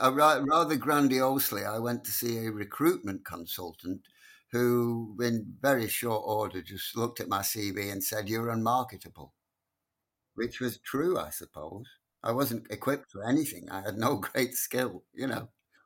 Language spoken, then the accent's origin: English; Blackpool, North West England, United Kingdom; Blackpool teaches you everything. In those days, it taught you everything you needed to know by the time you were 16